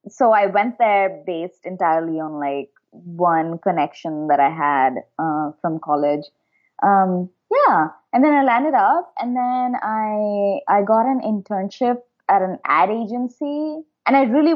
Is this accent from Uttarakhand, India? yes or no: yes; Dehradun, Uttarakhand, India; moved away as an adult; also born or lived in Shimla / Mumbai; now in San Francisco, United States; I grew up in Dehradun.